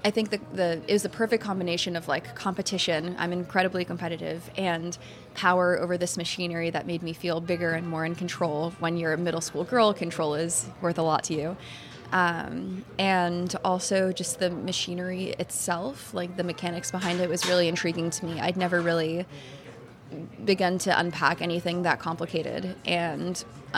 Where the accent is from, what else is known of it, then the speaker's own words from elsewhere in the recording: Cold Spring, New York, United States; moved away as an adult; now in Boston, United States; I grew up, like you said, in upstate New York in a tiny town called Cold Spring, about an hour and a half away from the city